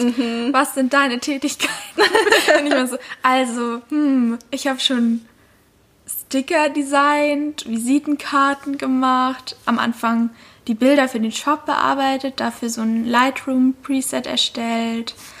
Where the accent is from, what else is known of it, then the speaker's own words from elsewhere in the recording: Lake Constance, Baden-Württemberg, Germany; moved away; also born or lived in Black Forest; ich komme aus Deutschland, genau genommen vom Bodensee